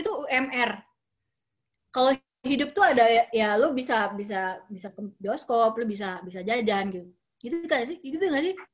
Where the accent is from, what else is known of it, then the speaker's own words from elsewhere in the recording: Jakarta, Indonesia; also born or lived in Germany; gue lahir di Jerman tahun 80 1980 sampai Jakarta 85an uh, eh, dari situ tuh gue kayak ngerasa uh, eh, gue nggak nggak lihat orang menikmati hidup gitu sepanjang gue tumbuh dan besar di Jakarta